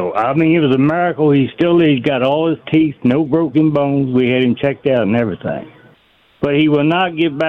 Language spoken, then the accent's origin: English; Milford, Delaware, United States; I'm from Milford, Delaware. Actually, I'm from Argo's Corner.